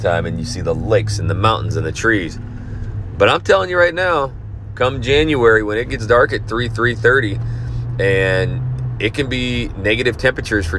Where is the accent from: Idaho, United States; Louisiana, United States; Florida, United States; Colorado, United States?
Idaho, United States; moved away; I'm from Idaho